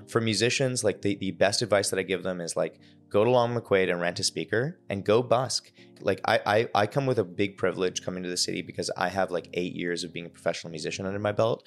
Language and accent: English; Victoria, British Columbia, Canada; now in Toronto, Canada; I grew up in Victoria